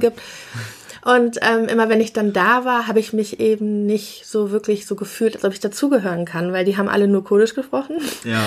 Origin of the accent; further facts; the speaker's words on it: Bonn, North Rhine-Westphalia, Germany; also wir kommen aus Bonn, also in Bonn bin mhm. ich geboren und es ist ja eine etwas kleinere Stadt, aber auch immer noch eine Großstadt und wir haben in so einem Vorort gewohnt.